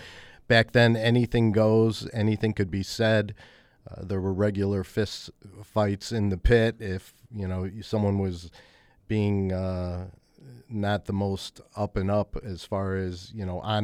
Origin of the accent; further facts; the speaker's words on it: Chicago, Illinois, United States; also born or lived in San Francisco; I grew up in Chicago, yeah, that's correct.